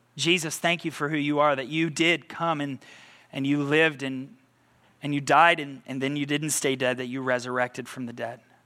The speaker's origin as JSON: {"language": "English", "country": "United States", "said": "American results-driven people"}